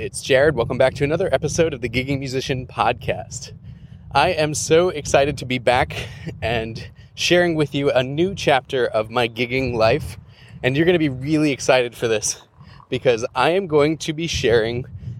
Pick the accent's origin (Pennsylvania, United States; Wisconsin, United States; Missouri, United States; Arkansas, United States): Wisconsin, United States; Milwaukee; now in Milwaukee, United States; I am moving from my hometown of Milwaukee to Denver.